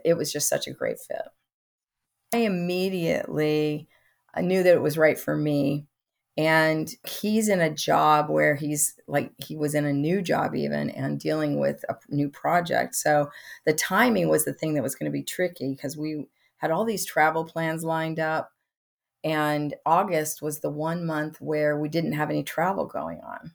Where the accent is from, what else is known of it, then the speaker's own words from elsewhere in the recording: Midwest, United States; I come from the Midwest